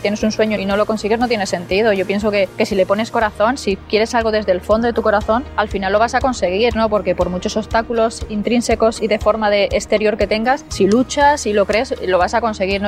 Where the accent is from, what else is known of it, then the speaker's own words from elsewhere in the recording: Onda, Valencian Community, Spain; jugando a fútbol por las calles de, de Onda y mi pueblo